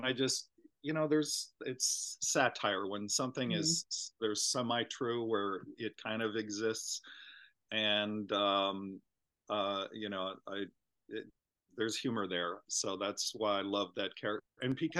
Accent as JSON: {"language": "English", "region": "Minnesota", "country": "United States", "tie": "born or raised there", "moved": "yes", "said": "I grew up in Minnesota"}